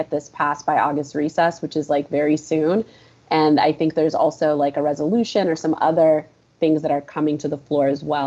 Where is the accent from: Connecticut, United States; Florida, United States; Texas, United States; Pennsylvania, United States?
Florida, United States; I'm from Florida